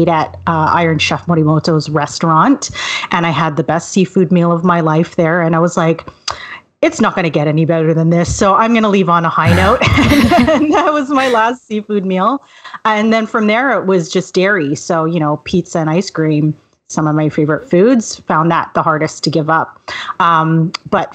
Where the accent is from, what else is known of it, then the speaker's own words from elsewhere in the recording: Vancouver, British Columbia, Canada; also born or lived in Montreal, Canada; Well, I'm sort of a native Vancouverite. I was born in Montreal, but my family moved here right after I was born.